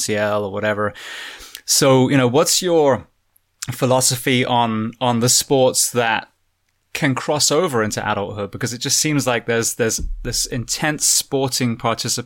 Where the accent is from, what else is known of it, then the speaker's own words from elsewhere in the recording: United Kingdom; now in United States; being a Brit coming to the US